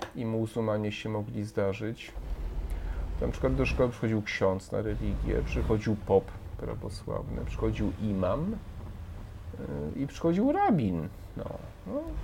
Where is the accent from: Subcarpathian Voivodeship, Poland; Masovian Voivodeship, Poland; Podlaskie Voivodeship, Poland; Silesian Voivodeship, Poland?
Subcarpathian Voivodeship, Poland; Krówniki; moved away as an adult; also born or lived in Przemyśl / Kraków; wychowałem się na wsi, to jak byłby standard, nie? E, no, chodziłem, przyjąłem komunię, wiadomo, nie? i też zostałem ministrantem u nas. To w ogóle też ciekawa historia, bo u nas tam w miejscowości, w której pochodzę, Krówniki